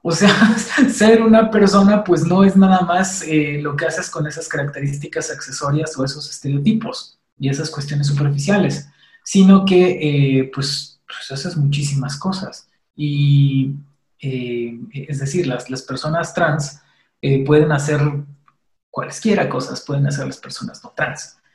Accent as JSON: {"language": "Spanish", "country": "Mexico", "said": "como mexicanos"}